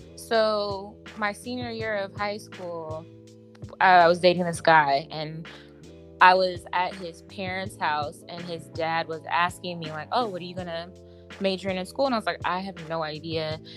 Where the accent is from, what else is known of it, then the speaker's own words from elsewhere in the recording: Seattle, Washington, United States; growing up in Seattle